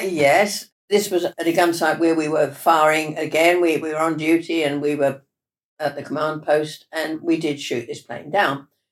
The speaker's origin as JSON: {"language": "English", "town": "Ilford", "region": "London", "country": "United Kingdom", "tie": "born or raised there", "said": "I was born in Ilford, in Essex."}